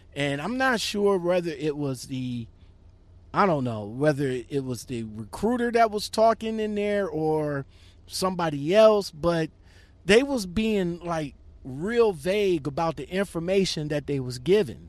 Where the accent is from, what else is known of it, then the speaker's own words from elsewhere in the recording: Ohio, United States; it's from my hometown of Ohio